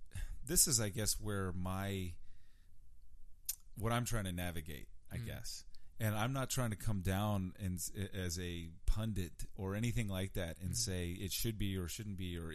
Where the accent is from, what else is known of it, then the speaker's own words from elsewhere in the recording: Richmond, Virginia, United States; also born or lived in New York; I grew up in Churchill